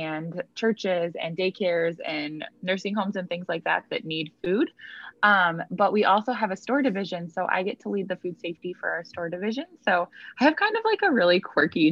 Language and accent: English; Iowa, United States; moved away as an adult; now in Michigan, United States; my husband and I currently live in Michigan, but we are both originally from Iowa